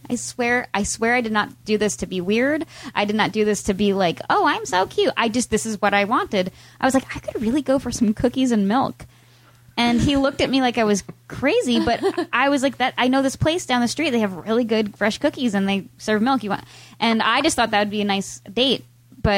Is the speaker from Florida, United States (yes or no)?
no; Pennsylvania, United States; I moved to Pennsylvania when I was 8